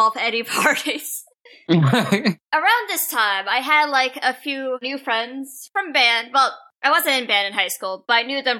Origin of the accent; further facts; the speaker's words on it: Pennsylvania, United States; I grew up in Pennsylvania, and if you're from Pennsylvania, you would know that we get some very unpredictable weather up there.